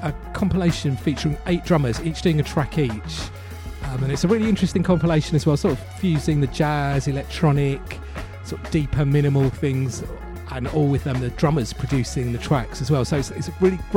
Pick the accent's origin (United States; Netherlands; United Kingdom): United Kingdom; London; a little Asian kid growing up in East London